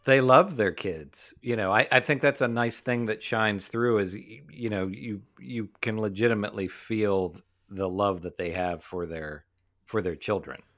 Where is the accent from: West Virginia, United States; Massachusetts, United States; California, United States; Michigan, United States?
West Virginia, United States; We grew up in West Virginia.